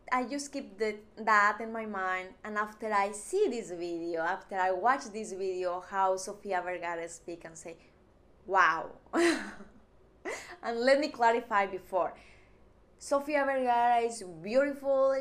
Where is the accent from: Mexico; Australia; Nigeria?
Mexico; English is a second language; moved away as an adult; now in Texas, United States; I'm from Mexico